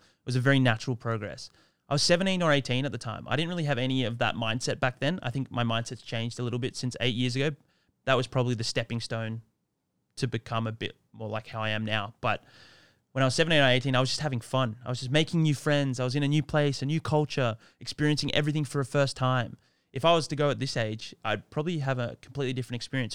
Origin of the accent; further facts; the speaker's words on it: Sydney, New South Wales, Australia; moved away; also born or lived in Hoi Thong, Thailand; I'm Australian, born and raised in Sydney